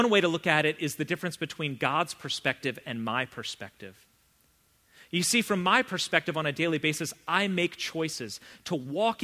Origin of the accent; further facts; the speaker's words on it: Vienna, United States; I grew up in Vienna, not Texas